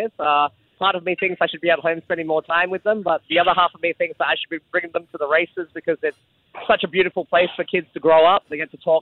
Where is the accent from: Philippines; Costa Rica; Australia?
Australia; Adelaide, South Australia; now in Singapore; I grew up in Adelaide in South Australia